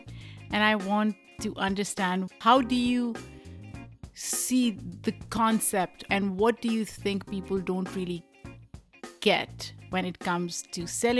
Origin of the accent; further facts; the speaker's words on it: Lahore, Punjab, Pakistan; I mean, I grew up in Lahore, which is one of the metropolitan cities.